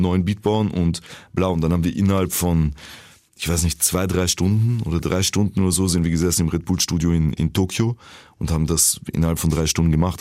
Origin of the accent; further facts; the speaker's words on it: Vienna, Austria; accent: Viennese; So als Wiener. Ich habe nie etwas anderes repräsentiert außer Wien